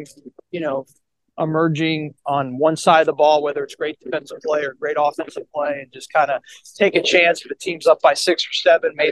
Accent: Boca Raton, Florida, United States; my hometown of Boca Raton, Florida, where I grew up

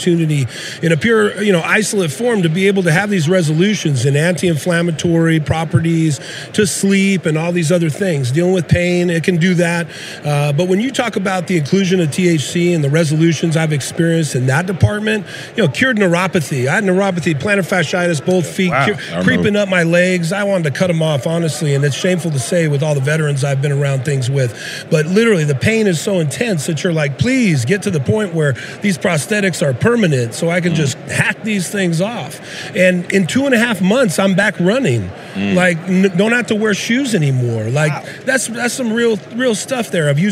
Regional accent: West Coast, United States; I'm from the West Coast

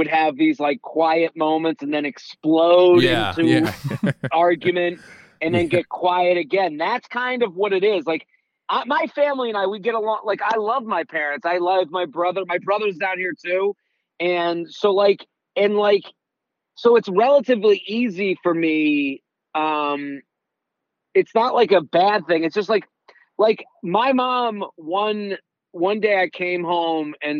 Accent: outside of Boston, Massachusetts, United States; moved away as an adult; now in New York, United States; But I'm from Boston. I'm from outside of Boston

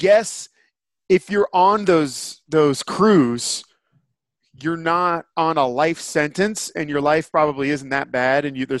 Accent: San Francisco, California, United States; also born or lived in Montana; And around here, I have to keep quiet the fact that I'm from San Francisco.

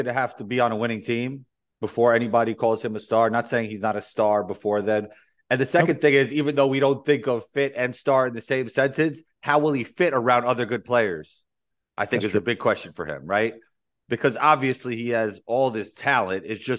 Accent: New York, United States; even though I probably bring everything to New York because I'm a New Yorker

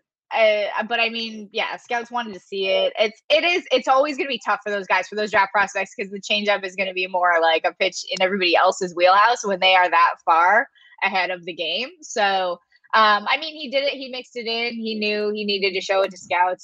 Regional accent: London, Ontario, Canada; I'm from London, Ontario, Canada

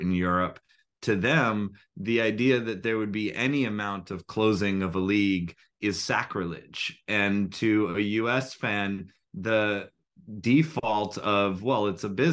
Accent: United States; an American who is a soccer fan, a football fan, and played soccer

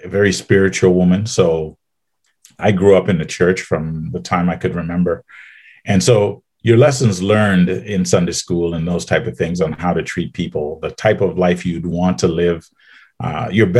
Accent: Trinidad & Tobago; also born or lived in Baton Rouge, United States / Austin, Texas, United States; now in Ottawa, Canada; Trinidad and Tobago and the south part of the island.

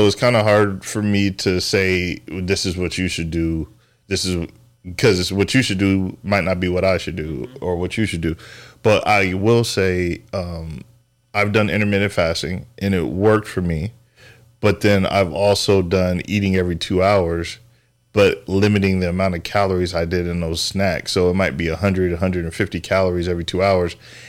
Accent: San Diego, California, United States; moved away; I love seafood. I'm from San Diego, or we moved out here from San Diego.

